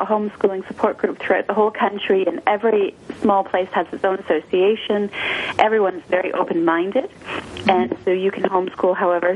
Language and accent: English; Canada; moved away as an adult; now in New Zealand; I'm actually originally from Canada.